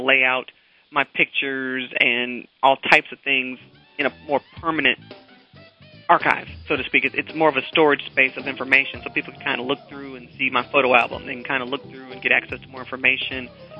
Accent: Chicago, Illinois, United States; I'm from the Chicago area. That's my home, town area.

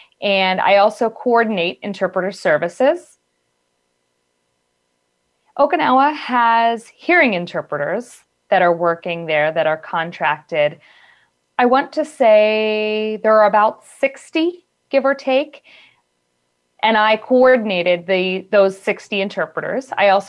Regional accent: Michigan, United States; I actually was born in America, born and raised in Michigan, near Detroit.

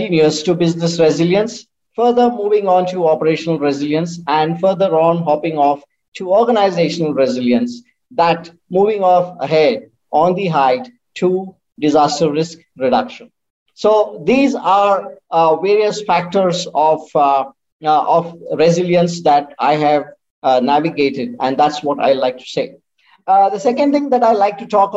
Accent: India; from India

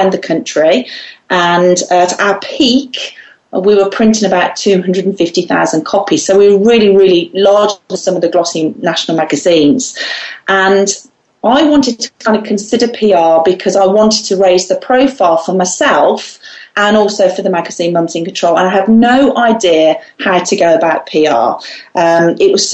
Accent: Solihull, West Midlands, United Kingdom; I'm from the West Midlands in the UK, a place called Solihull

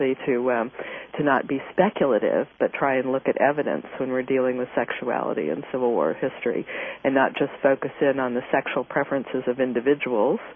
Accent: Kansas City, United States; moved away; my hometown, Kansas City

